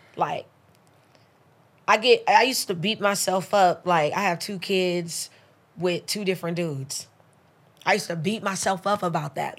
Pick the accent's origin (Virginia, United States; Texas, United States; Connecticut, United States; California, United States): California, United States; Los Angeles; also born or lived in Belize; I grew up in the slums. I'm in South Central